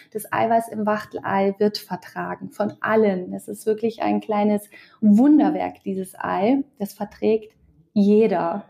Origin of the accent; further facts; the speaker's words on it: Bavaria, Germany; bei uns in Bayern